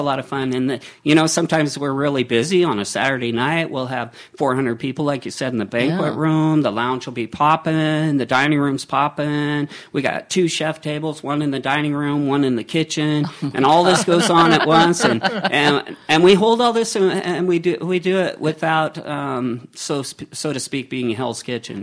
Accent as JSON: {"language": "English", "town": "Seattle", "region": "Washington", "country": "United States", "lives_now": "Walla Walla, United States", "said": "I'm from the Seattle area, so I know, you know, the rain and fog"}